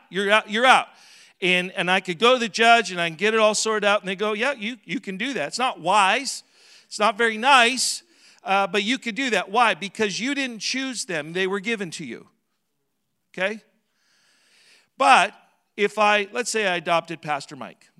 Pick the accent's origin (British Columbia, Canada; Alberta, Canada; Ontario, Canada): Alberta, Canada; Southern; now in Edmonton, Canada; I was raised in Southern Alberta